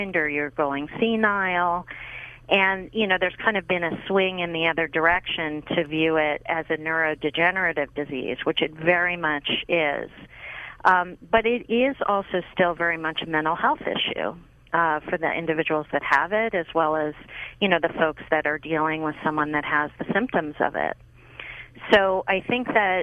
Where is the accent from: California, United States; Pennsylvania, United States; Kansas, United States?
Pennsylvania, United States; Pittsburgh; I grew up in Pittsburgh, Pennsylvania, and I grew up with all of them